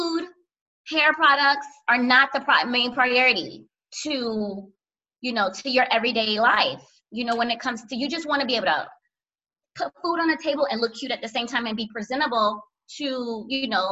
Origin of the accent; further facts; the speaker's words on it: Miami, Florida, United States; also born or lived in Orlando, Florida / Haiti (parents); I'm from South Florida, Miami, and I went to school in Orlando